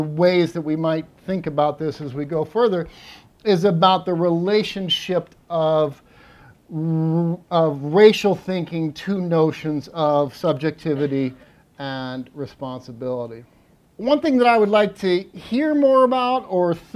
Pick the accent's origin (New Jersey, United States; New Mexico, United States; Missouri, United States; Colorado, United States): Missouri, United States; Columbia; Columbia, Missouri, my hometown